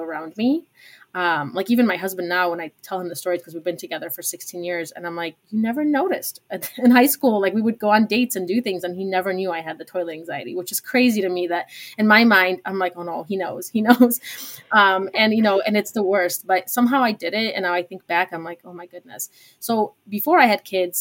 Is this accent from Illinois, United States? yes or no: yes; Chicago, Illinois, United States; also born or lived in Poland; I moved to Chicago to the suburbs when I was 5 from Poland